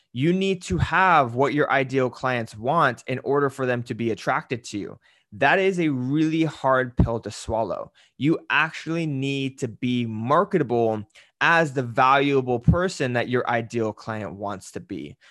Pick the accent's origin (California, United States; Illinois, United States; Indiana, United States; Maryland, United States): California, United States; Salinas Valley; I grew up in Salinas Valley